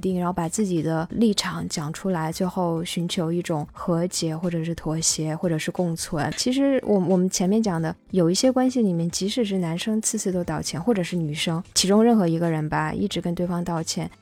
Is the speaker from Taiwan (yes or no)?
no; China; 我们中国人